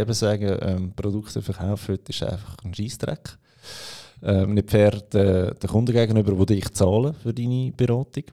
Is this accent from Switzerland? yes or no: yes; Aargau, Switzerland; Bei uns im Aargau